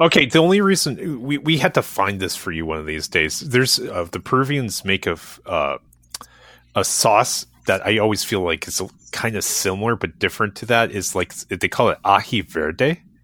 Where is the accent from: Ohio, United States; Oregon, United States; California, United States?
Ohio, United States; Cleveland area and Columbus; I was raised in the Cleveland area and Columbus